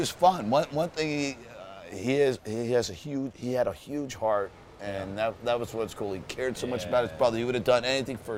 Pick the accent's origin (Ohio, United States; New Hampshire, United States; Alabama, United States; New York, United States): New York, United States; New Rochelle; moved away as an adult; now in Malibu, United States; I was born in New Rochelle, New York, just north of the Bronx